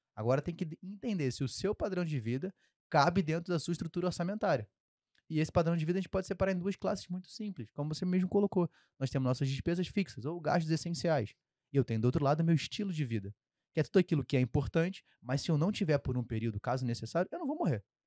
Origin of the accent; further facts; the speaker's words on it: Rio de Janeiro, Brazil; accent: carioca; sempre vai sair um X mais forte aqui, porque eu sou carioca